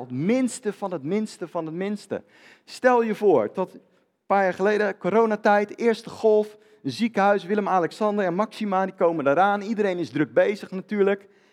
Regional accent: Netherlands

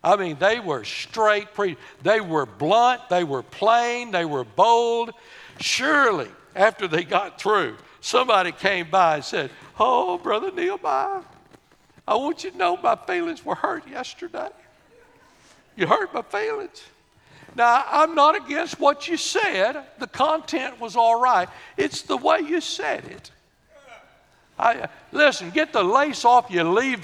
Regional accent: Corrigan, Texas, United States; We were raised in Corrigan.

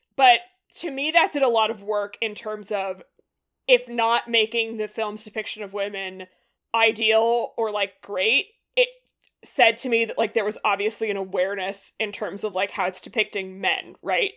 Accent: Massachusetts, United States; I'm from Massachusetts

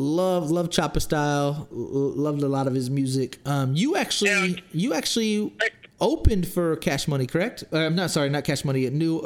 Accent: Smithville, Texas, United States; moved away as an adult; also born or lived in San Antonio, Texas; Smithville, Texas, so we're from a town that has 3,000 people in it. We're not from New Orleans. I moved to San Antonio after that, but, like, we're from a small country town

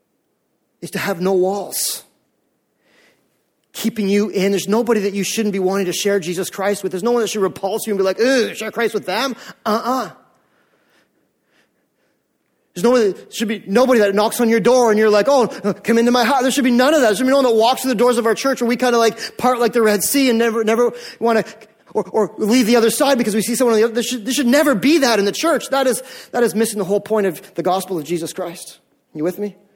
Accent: Canada; we are North American Canadians and we've grown up in this Canadian culture

